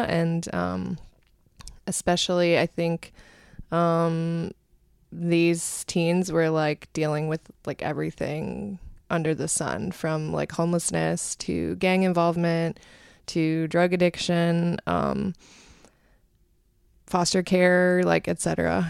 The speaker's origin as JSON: {"language": "English", "town": "Cleveland", "region": "Ohio", "country": "United States", "tie": "born or raised there", "lives_now": "New York City, United States", "said": "I grew up in the Cleveland area in Ohio and actually moved to New York City around 2003 when I came here for grad school."}